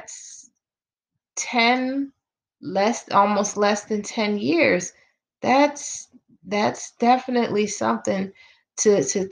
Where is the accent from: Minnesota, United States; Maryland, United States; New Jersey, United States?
Maryland, United States; Baltimore; I'm from Baltimore